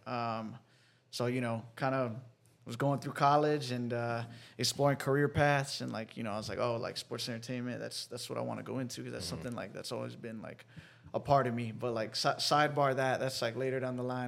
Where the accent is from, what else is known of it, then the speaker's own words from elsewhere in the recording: Dallas, Texas, United States; now in Austin, United States; born and raised in Dallas, Texas. I lived there till I was 19.